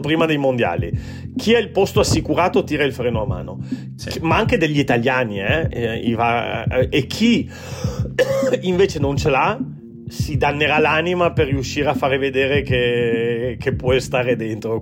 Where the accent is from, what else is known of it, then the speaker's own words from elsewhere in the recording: Treviso, Veneto, Italy; also born or lived in Turin; sono torinese di, di, di, famiglia, però cresciuto a Treviso